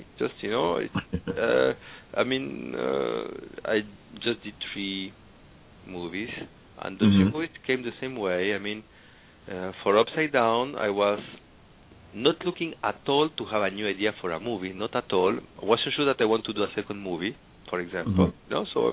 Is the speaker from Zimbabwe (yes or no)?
no; Argentina; English is a second language; now in Paris, France; I'm from Argentina, living in Paris